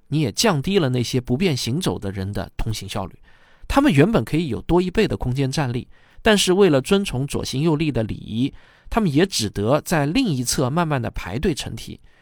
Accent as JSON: {"language": "Chinese", "country": "China", "tie": "born or raised there", "said": "我自己呢，也是个土生土长的中国人"}